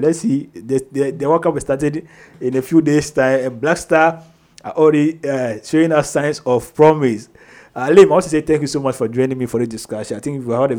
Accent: Ghana; So maybe as a Ghanaian

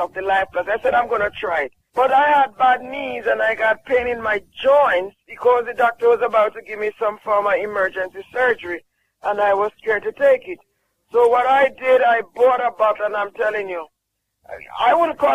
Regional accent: Jamaica; I'm from Jamaica.

